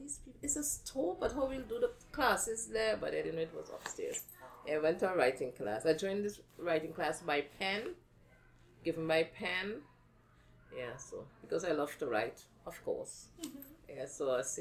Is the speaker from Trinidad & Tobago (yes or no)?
yes; Trinidad & Tobago; moved away as an adult; now in United States; I was Trinidad